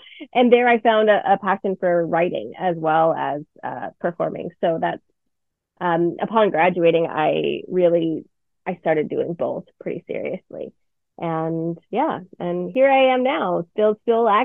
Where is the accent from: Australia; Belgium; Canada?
Canada; Burnaby, British Columbia; I'm from Burnaby, BC. I've lived here my whole life, the suburb of Vancouver